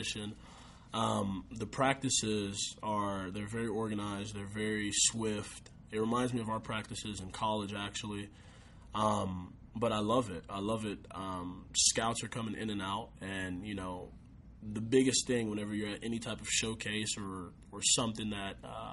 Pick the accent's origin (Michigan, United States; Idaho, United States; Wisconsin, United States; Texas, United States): Texas, United States; Austin; also born or lived in San Antonio, Texas; it's in my hometown